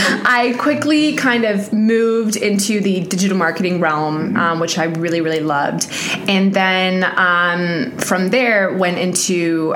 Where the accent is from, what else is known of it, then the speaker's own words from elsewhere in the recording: New Zealand; now in Pittsburgh, United States; New Zealand.